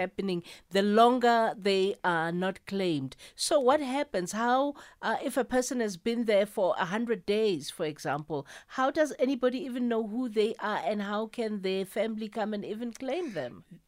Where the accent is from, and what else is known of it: South Africa